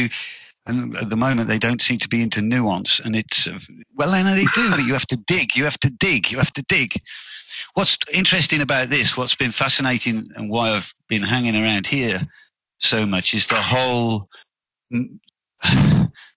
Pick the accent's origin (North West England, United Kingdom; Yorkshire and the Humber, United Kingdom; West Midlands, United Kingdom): West Midlands, United Kingdom; Stratford-upon-Avon; moved away as an adult; also born or lived in London / Oxford; now in Germany; I was born in Stratford-on-Avon